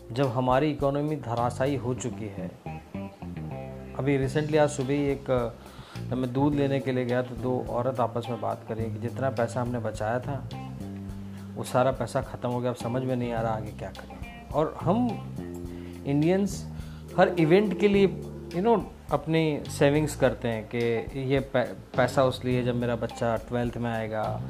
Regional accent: Dahod, Gujarat, India; मैं जिस शहर से आता हूँ दाहोद

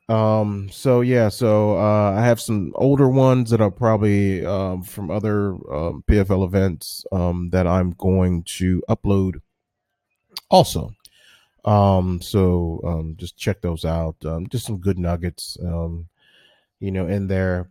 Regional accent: Washington, District of Columbia, United States; my hometown of Washington, D C.

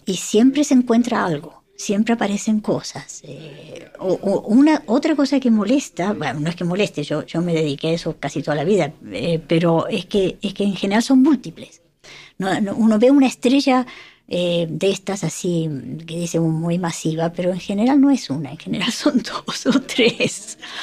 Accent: Argentina; moved away; yo soy de Argentina

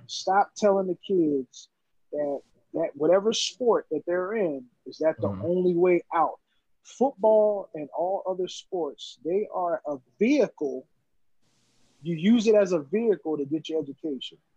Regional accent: Philadelphia, Pennsylvania, United States; grew up in North Philly and Southwest Philly

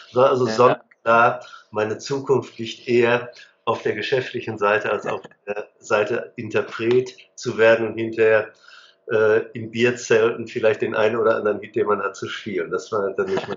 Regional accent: Hagen, North Rhine-Westphalia, Germany; ich bin in der Stadt Hagen groß geworden, am Rande des Sauerlands.

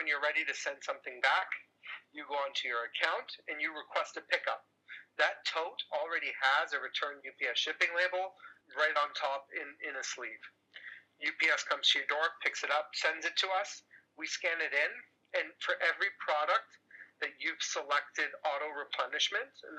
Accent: Toronto, Ontario, Canada; I'm Canadian, grew up in Toronto.

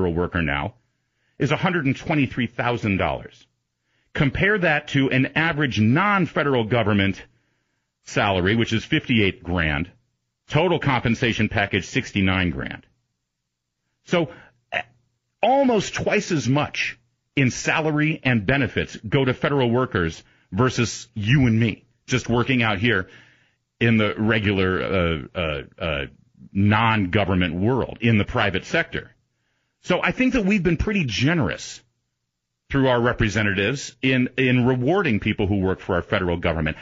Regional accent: Washington, District of Columbia, United States; I'm from Washington and I broadcast and live in Washington

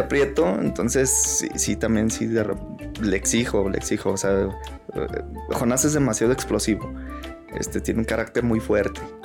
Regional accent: Pabellón de Arteaga, Aguascalientes, Mexico; yo soy nacido en Aguascalientes. Ahí me crié hasta los, hasta los seis, seis años. Eh, y por cosas del destino nos venimos ya a vivir acá a, Pabellón

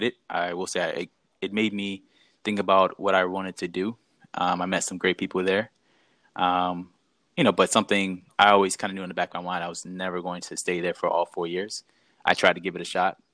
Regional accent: Eastern Shore, Maryland, United States; I'm originally from the Eastern Shore. I grew up there.

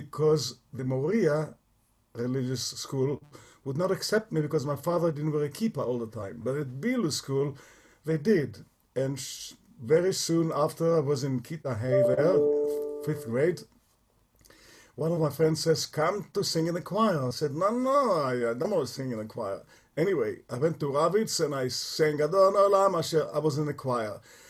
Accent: Tel Aviv, Tel Aviv District, Israel; now in Toronto, Canada; I was born in 1944 in Tel Aviv, center Tel Aviv, two blocks away from Ben-Gurion's home on Shderot Ben-Gurion, Rehov Reines, which is three blocks from the sea shore. And I grew up in a very modern Orthodox family.

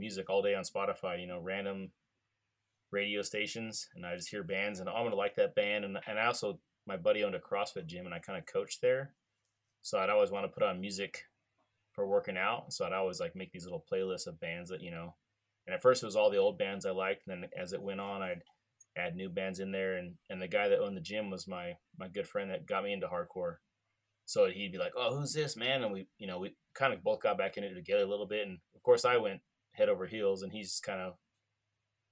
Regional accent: California, United States; I'm from California

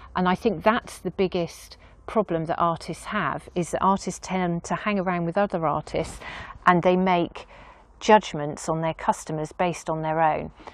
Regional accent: Dorset, South West England, United Kingdom; moved away as an adult; also born or lived in Weymouth / Yetminster / New York; now in Castle Cary, United Kingdom; So I've always felt I was a Dorset girl

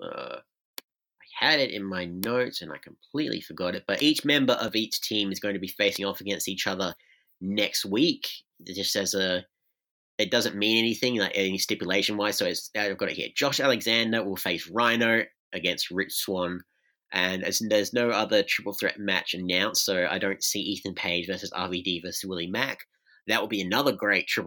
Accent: Australia; I'm Australian

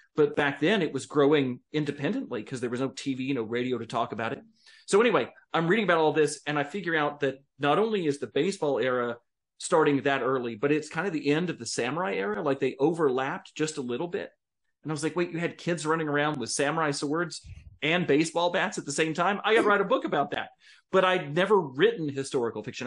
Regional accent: United States; American citizens

